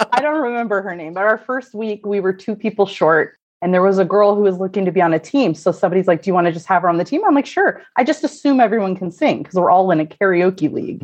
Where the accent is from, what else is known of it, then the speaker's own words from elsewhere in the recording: Corvallis, Oregon, United States; moved away as an adult; now in Portland, United States; I'm actually from what we call the Valley, which is uh, Corvallis, so uh, where Oregon State University is. So mm-hmm. I was born and raised there